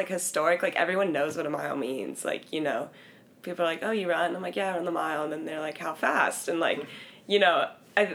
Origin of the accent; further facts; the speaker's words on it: Santa Cruz, California, United States; moved away as an adult; also born or lived in Oregon / Arkansas; I'm from Santa Cruz, California